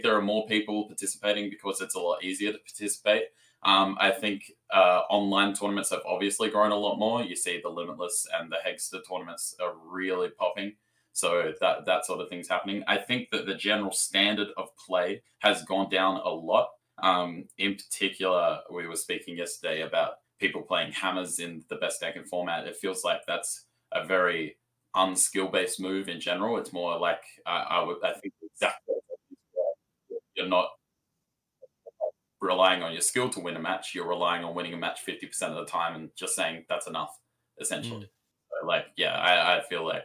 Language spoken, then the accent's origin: English; Australia; I am from Australia